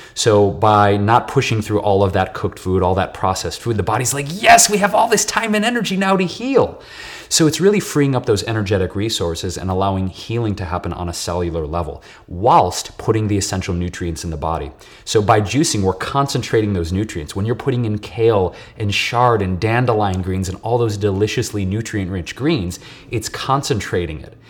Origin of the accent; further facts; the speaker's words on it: Detroit, Michigan, United States; moved away as an adult; now in Los Angeles, United States; I was born and raised in Detroit, um, Puerto Rican and Polish, and, uh, I've been living in L A for about eight years now.